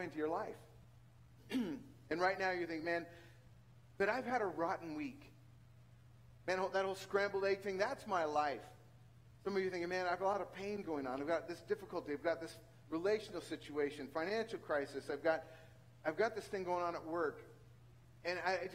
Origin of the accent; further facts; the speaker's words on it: central San Joaquin Valley, California, United States; moved away; the central San Joaquin Valley and you come from where my hometown is